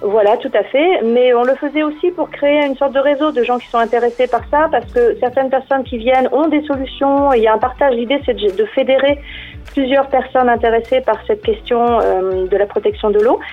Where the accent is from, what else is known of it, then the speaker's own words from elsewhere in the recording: Monthermé, Grand Est, France; je me suis baladée le long de ma ma rivière, puisque je suis native de Monternay